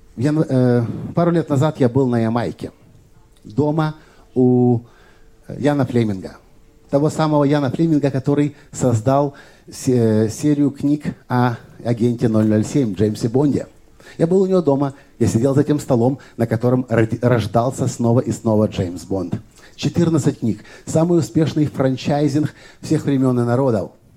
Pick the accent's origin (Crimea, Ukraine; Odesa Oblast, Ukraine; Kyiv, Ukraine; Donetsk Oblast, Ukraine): Kyiv, Ukraine; в Киеве, откуда я родом, где я живу